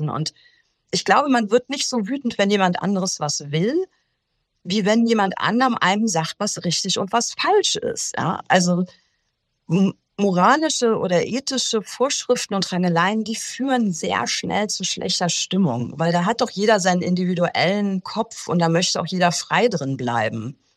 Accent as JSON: {"language": "German", "region": "Rhineland", "country": "Germany", "said": "Selbst als Rheinländer und das will ja schon was heißen, oder?"}